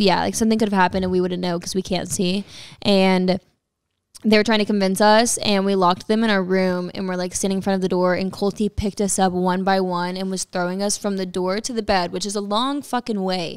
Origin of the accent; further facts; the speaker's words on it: Texas, United States; moved away; I am from Texas